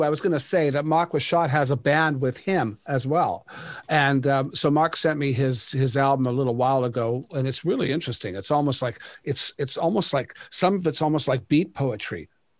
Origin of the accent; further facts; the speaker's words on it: Sault Ste. Marie, Ontario, Canada; moved away; Even though I'm from Sault Ste. Marie, when I moved to go on the road, I came out west.